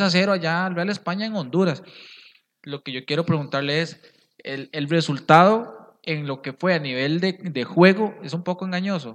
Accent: Costa Rica; como ticos

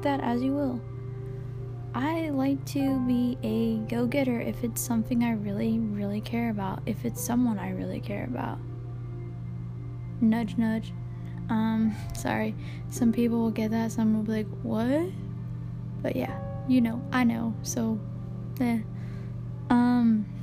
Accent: Georgia, United States; now in Kentucky, United States; I grew up in Georgia. And I am 25 years old. Female. I live here now. In Kentucky.

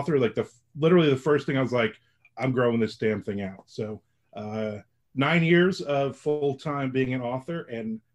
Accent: Middletown, New Jersey, United States; also born or lived in Newark, New Jersey; now in Florida, United States; I'm originally from New Jersey, and I was born in Newark, and I grew up in Middletown, New Jersey.

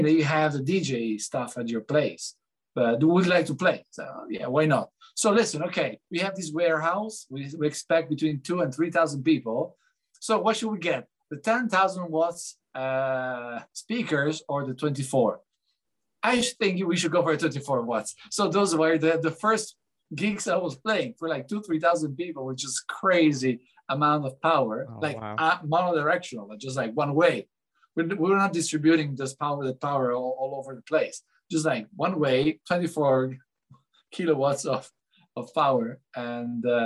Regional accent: Lugano, Ticino, Switzerland; also born or lived in Geneva / Zurich; I come from Switzerland. I was born in Geneva, and I grew up in Lugano, where I'm living now

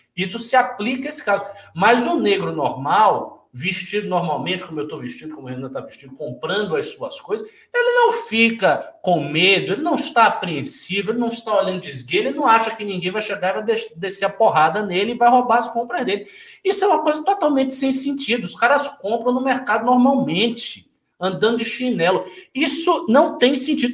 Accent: Salvador, Bahia, Brazil; eu sou de Salvador, a população de Salvador é majoritariamente negra. Eu vou a mercados com a minha tia desde criança

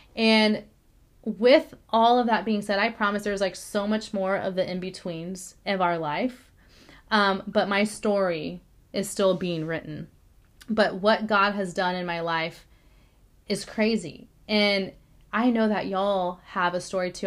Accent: Corpus Christi, Texas, United States; moved away; I was born in Corpus Christi, Texas, right, um, in 1989

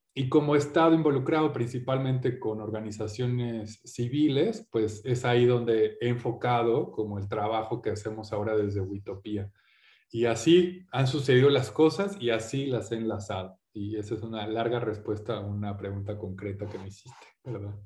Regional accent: Mexico; also born or lived in England; soy mexicano inglés, padre inglés, madre mexicana

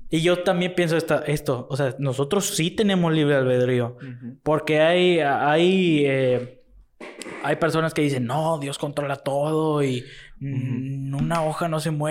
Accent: Matamoros, Tamaulipas, Mexico; born there; En, no, aquí nací. Así, ¿Ah, aquí nací en Matamoros.

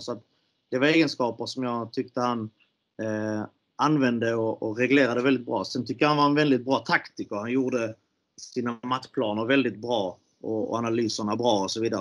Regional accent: Malmö, Skåne, Sweden; jag är uppvuxen i Malmö

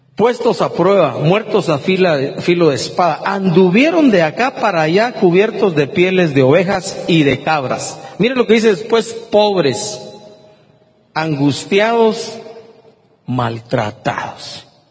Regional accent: Guatemala; Yo me pregunto como guatemalteco

